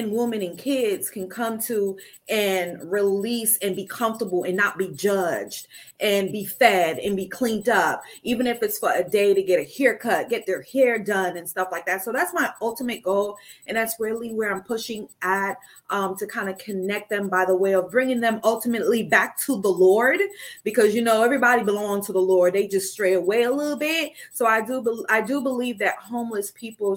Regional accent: New Jersey, United States; now in West Palm Beach, United States; I am signing on to you guys from West Palm Beach. I am originally from New Jersey. I don't know if you hear the accent still or not

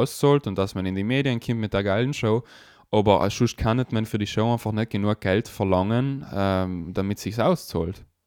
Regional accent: South Tyrol, Trentino-Alto Adige, Italy; bei uns in Südtirol

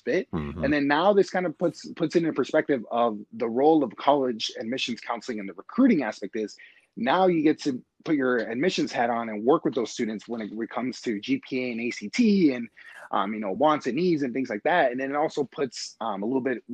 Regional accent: Los Angeles, California, United States; now in Milwaukee, United States; I'm originally from Los Angeles.

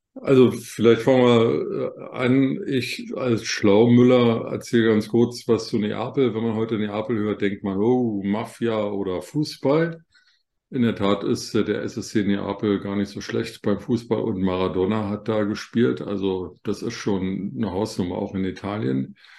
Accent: Germany; bei uns in Deutschland

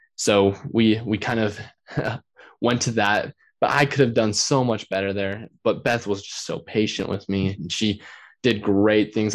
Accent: Utah, United States; also born or lived in Riverton, Utah; my home state, Utah

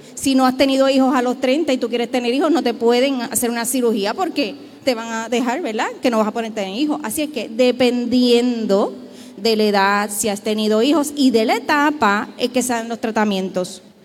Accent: Puerto Rico; Somos un pueblo puertorriqueño

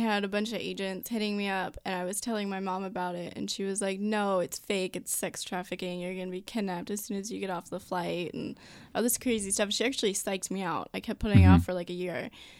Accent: Virginia, United States; moved away as an adult; now in Los Angeles, United States; I'm from Virginia.

